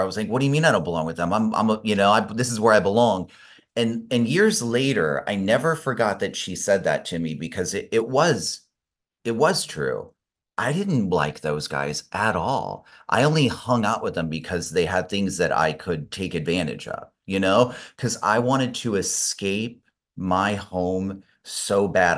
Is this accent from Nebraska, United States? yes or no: yes; Omaha, Nebraska, United States; also born or lived in Spain; now in Los Angeles, United States; I grew up in Omaha, Nebraska